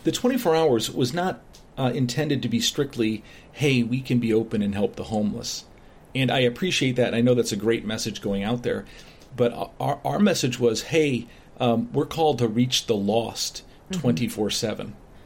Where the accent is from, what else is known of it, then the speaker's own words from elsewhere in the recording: Chicago, Illinois, United States; moved away as an adult; now in Bryan, Ohio, United States; My wife and I grew up in the Chicago area, so a much bigger, the suburbs.